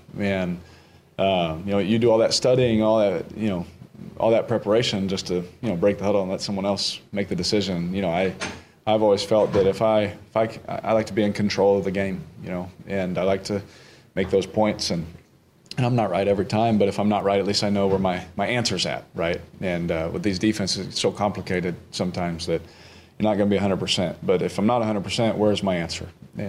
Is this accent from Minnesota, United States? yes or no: no; Houston, Texas, United States; now in New Orleans, United States; And that's what I'm used to. Growing up in Houston, that's what I was used to.